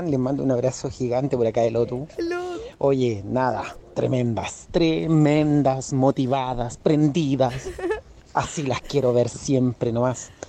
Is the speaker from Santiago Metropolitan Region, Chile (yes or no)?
yes; Puente Alto, Santiago Metropolitan Region, Chile; Soy de Puente Alto